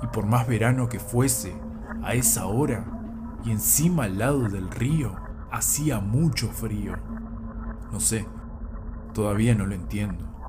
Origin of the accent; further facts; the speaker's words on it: Neuquén, Argentina; moved away; desde Neuquén Capital, el lugar donde me crié